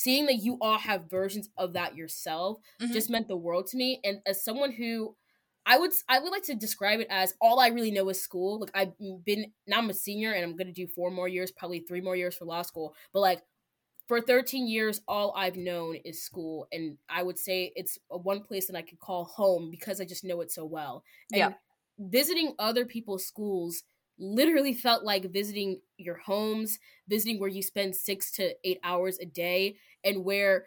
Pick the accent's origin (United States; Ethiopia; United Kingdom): United States; Baltimore, Maryland; also born or lived in Anne Arundel County, Maryland; So I grew up in Baltimore, where I grew up in, like, a predominantly immigrant community. I'm first generation American